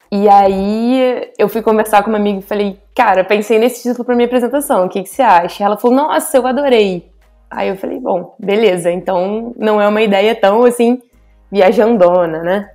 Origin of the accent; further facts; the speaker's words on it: Rio de Janeiro, Brazil; eu sou carioca, né? Carioca da gema.